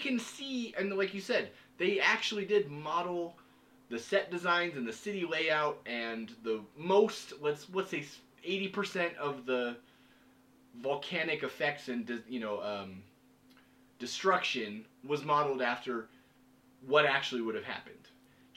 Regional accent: Washington, United States; I grew up in Washington.

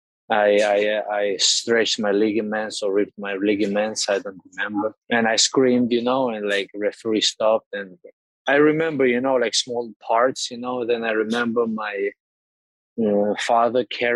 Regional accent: Moscow, Russia; English is a second language; also born or lived in Georgia; now in Sweden; I was born in Georgia, but I raised in Russia, in Moscow. And nowadays I'm living in Sweden

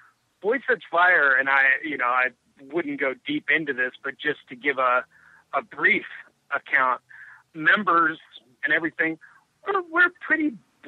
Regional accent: Wilmington, Delaware, United States; born there; I was born in Wilmington General

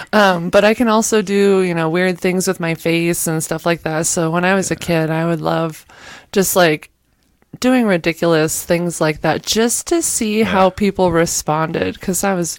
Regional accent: Kansas City, Missouri, United States; now in New Mexico, United States; I moved here from Kansas City, Missouri.

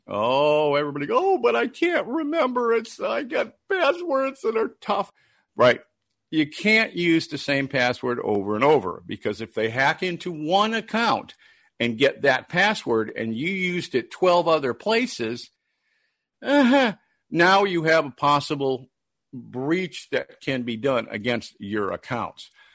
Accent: Detroit, Michigan, United States; moved away; also born or lived in Minneapolis; I was born and raised in Detroit

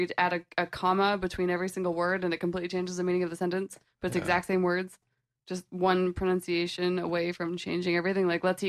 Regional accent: Canada; accent: Canadian; moved away; when I go back home, you'll hear me being Canadian say a boot.

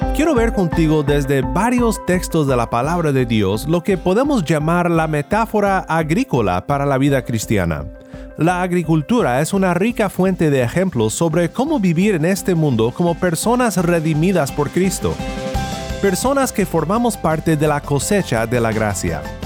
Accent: Sinaloa, Mexico; moved away; Cuando era joven y vivía en Sinaloa, México, vivía en un pueblo pequeño

